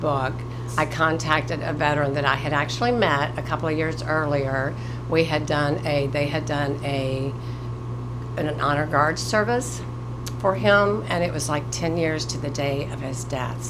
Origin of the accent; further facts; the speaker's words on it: Morrilton, Arkansas, United States; I was born and raised here in Morrilton, and I still have family members here